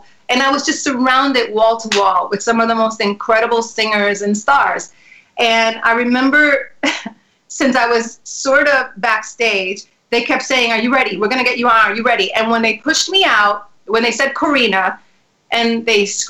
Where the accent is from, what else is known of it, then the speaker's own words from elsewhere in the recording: New York City, New York, United States; also born or lived in Spanish Harlem; I was born there, and I was raised in the South Bronx when it was the burning times.